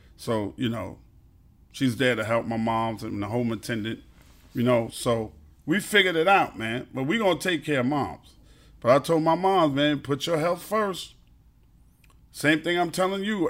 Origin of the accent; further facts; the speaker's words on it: New York City, New York, United States; also born or lived in Brooklyn; I'm a Queens dude 'cause I was raised in Queens, but I was born in Brooklyn